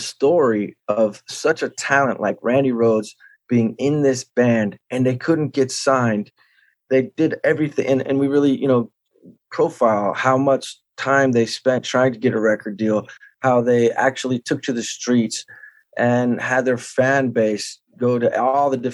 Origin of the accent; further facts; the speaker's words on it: Santa Barbara, California, United States; my hometown, Santa Barbara